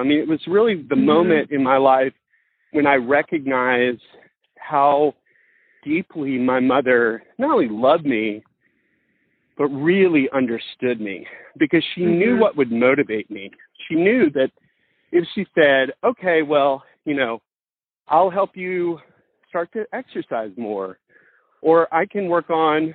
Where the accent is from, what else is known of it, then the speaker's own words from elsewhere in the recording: Mississippi, United States; growing up in Mississippi